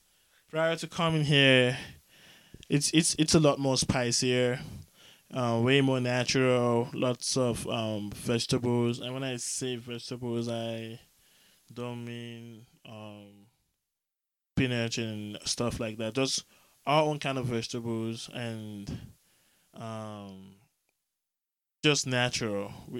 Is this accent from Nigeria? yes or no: yes; southeastern Nigeria, Nigeria; So I'm from the Efik tribe, southeastern Nigeria.